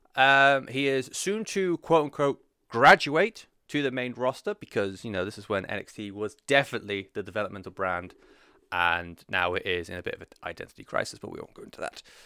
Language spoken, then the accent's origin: English; United Kingdom; as a European, uh, especially as someone who is, uh, unfortunately identifies as British.